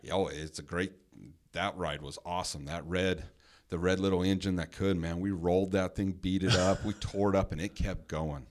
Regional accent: Henderson, Nevada, United States; we grew up in the same neighborhood

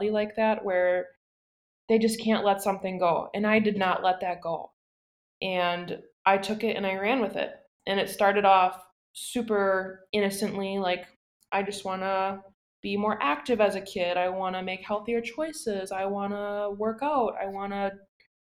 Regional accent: Plymouth, Wisconsin, United States; moved away as an adult; now in Green Bay, United States; I'm from a small town called Plymouth. Plymouth is about 1.5 hours down south.

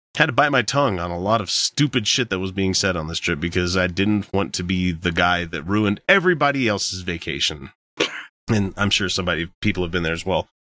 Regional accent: Utah, United States; we're from Utah

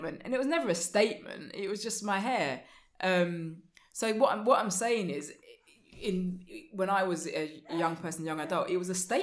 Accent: London, United Kingdom; I grew up in East Finchley.

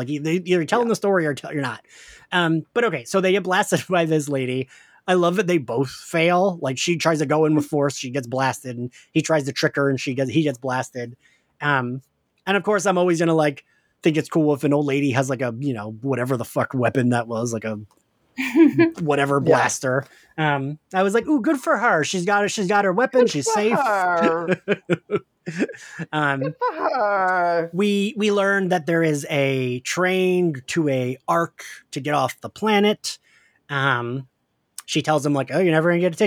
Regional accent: right outside of Philadelphia, Pennsylvania, United States; Kim and I grew up right outside of Philly.

